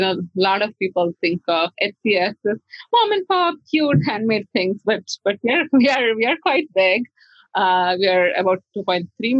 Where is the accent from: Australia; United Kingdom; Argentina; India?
India; I saw this artwork by a seller in India, and I grew up in India